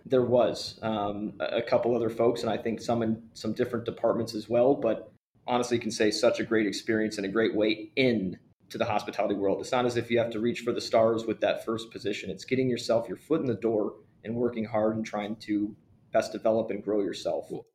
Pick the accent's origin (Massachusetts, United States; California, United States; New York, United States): California, United States; moved away as an adult; now in Chicago, United States; living and growing up in California